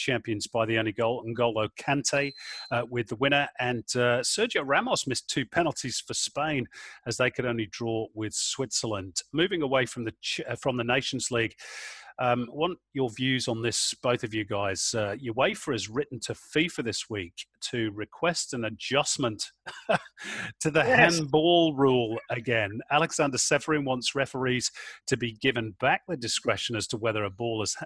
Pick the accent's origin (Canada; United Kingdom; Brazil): United Kingdom; England; growing up in England